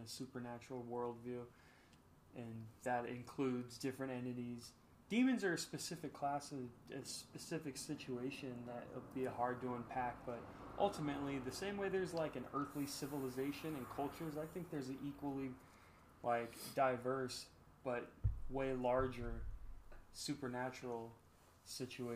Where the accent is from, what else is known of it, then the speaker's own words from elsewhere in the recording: Las Vegas, Nevada, United States; also born or lived in Southern California; growing up in Las Vegas